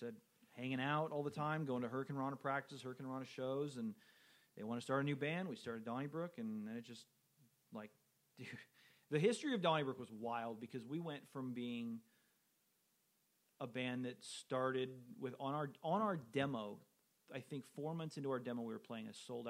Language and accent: English; California, United States; I got homesick, you know, I'm from Southern California, Boston's fucking cold.